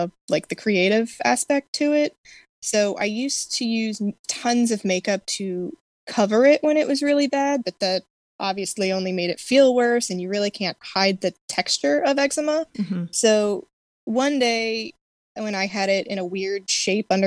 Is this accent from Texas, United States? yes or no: no; Maryland, United States; I am from Maryland